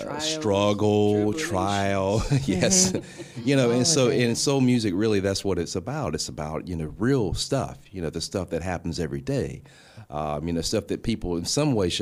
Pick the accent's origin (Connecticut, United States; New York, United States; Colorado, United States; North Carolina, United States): North Carolina, United States; moved away as an adult; now in Grand Rapids, United States; I'm actually originally from North Carolina, but I've been here since 2012